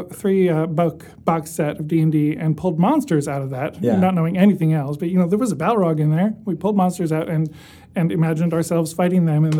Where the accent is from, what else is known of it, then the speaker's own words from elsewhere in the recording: Ithaca, New York, United States; I grew up in Ithaca, New York.